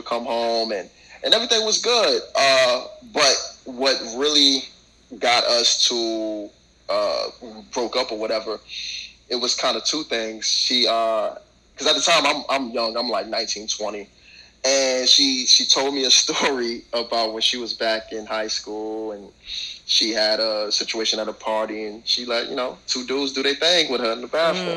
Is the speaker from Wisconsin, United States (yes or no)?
no; North Carolina, United States; now in New York, United States; I was raised in North Carolina, I moved back up here to New York or whatever in 2005